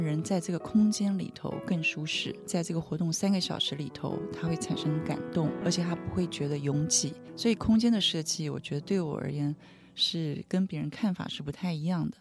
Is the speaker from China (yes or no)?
no; Taiwan; 我来自台湾